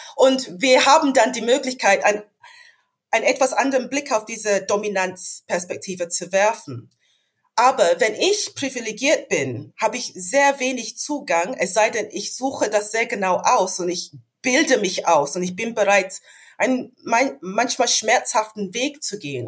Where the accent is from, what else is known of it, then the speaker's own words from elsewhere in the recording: London, United Kingdom; German is a second language; moved away as an adult; also born or lived in Hannover; now in Germany; Ich bin in London geboren und aufgewachsen